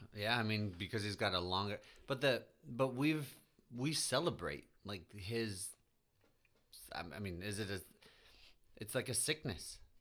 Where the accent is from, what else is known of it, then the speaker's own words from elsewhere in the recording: Midwest, United States; being a Midwesterner